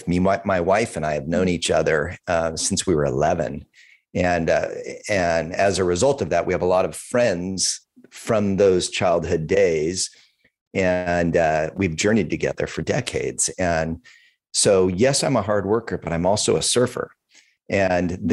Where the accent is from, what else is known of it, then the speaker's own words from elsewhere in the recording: California, United States; moved away as an adult; now in Oregon, United States; I grew up in California. First 30 years were in California, and the last few decades plus have been up in Oregon